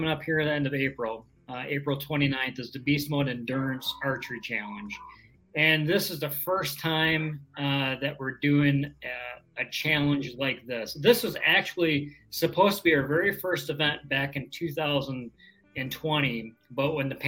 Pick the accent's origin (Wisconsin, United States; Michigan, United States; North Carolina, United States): Wisconsin, United States; Southern; I am from Southern Wisconsin